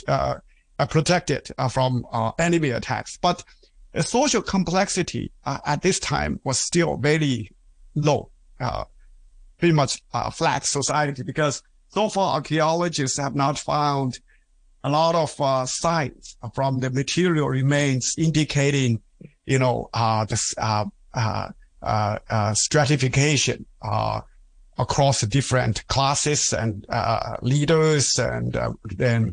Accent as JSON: {"language": "English", "region": "southern Hunan", "country": "China", "tie": "born or raised there", "moved": "yes", "said": "my hometown province, Hunan, not where I grew up. Okay, I'm from southern Hunan"}